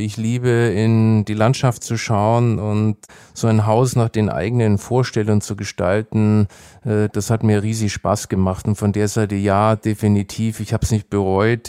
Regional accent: Nuremberg, Bavaria, Germany; meine Heimatstadt äh, Nürnberg

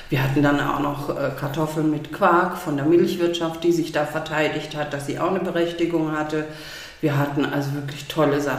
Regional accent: Baden-Württemberg, Germany; ich komme aus dem Schwabenland, und meine Familie kocht leidenschaftlich gerne

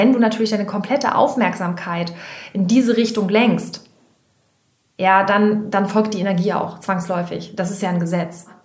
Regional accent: Hamburg, Germany; Wir kommen aus, äh, aus Hamburg

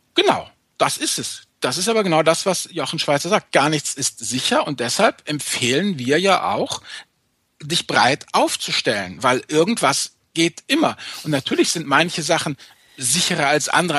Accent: Rhineland, Germany; um es mal als, als Rheinländer zu sagen

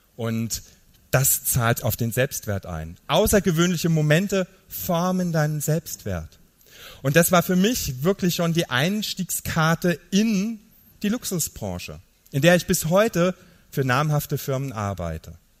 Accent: Niederkirchen, Saarland, Germany; Ich komme aus dem Saarland

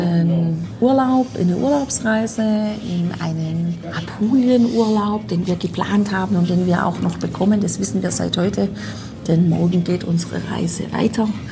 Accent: Germany; bei uns zu Hause in Deutschland

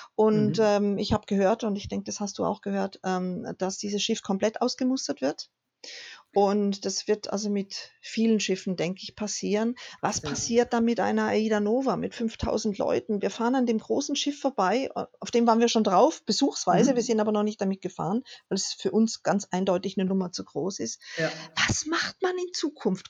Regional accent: Germany; wir einfach als Deutsche

